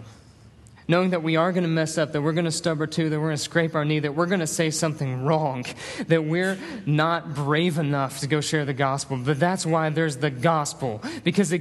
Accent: Northeast Tennessee, United States; now in Hattiesburg, United States; I'm from Northeast Tennessee

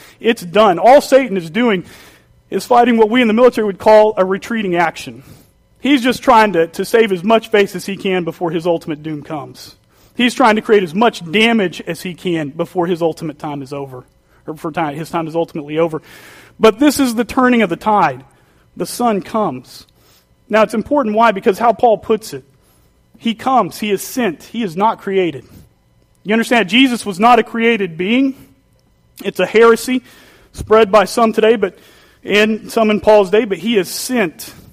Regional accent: Duncan, Oklahoma, United States; moved away; coming from Oklahoma

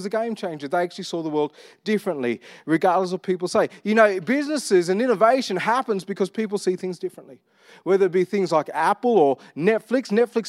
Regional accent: Armidale, New South Wales, Australia; because I grew up with the influences of my cousins, I grew up in Armidale, but really loved R&B.

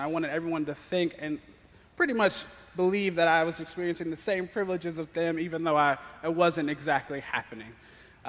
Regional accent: Lexington, Kentucky, United States; I am from Lexington

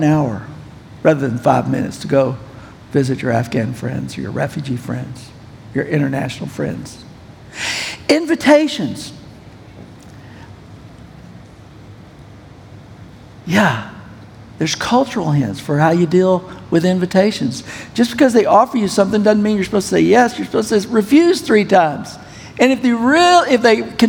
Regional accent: United States; also born or lived in Pakistan; I'm an American

